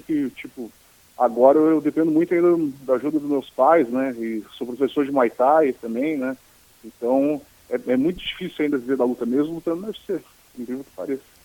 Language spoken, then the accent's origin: Portuguese; Florianópolis, Santa Catarina, Brazil; accent: Manezinho; also born or lived in Porto Alegre; Meu lugar de origem é Florianópolis, obviamente, é minha terra natal